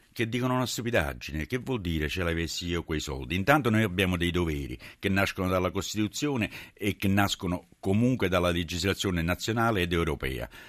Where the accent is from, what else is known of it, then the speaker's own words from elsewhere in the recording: Naples, Campania, Italy; da napoletano